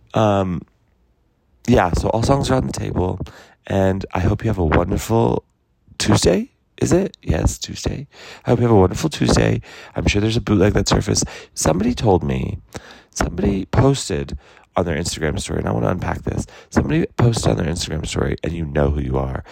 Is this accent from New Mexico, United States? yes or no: yes; New Mexico, United States; moved away; my home state, Albuquerque